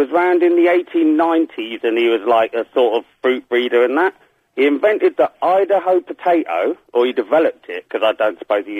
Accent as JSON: {"language": "English", "area": "Cornwall", "region": "South West England", "country": "United Kingdom", "tie": "born or raised there", "also_born_or_lived": "Buckinghamshire / Ghana", "moved": "yes", "said": "I was sort of raised in Cornwall, spent a lot of time in Buckinghamshire, and I was born in Ghana in Africa."}